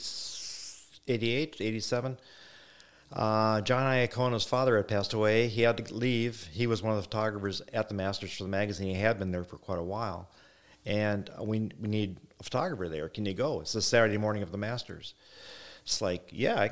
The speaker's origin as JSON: {"language": "English", "region": "Wisconsin", "country": "United States", "said": "I came from Wisconsin"}